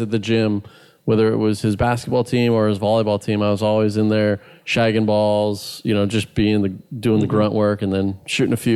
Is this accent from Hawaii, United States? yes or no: yes; Honolulu, Hawaii, United States; moved away as an adult; also born or lived in Los Angeles, California; born and raised on Oahu